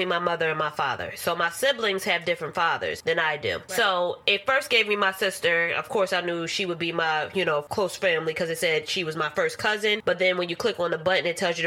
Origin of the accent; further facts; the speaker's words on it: Philadelphia, Pennsylvania, United States; I'm from Philadelphia